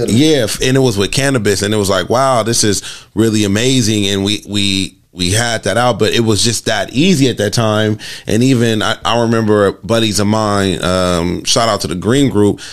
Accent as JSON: {"language": "English", "town": "Los Angeles", "region": "California", "country": "United States", "tie": "born or raised there", "said": "being born and raised in Los Angeles"}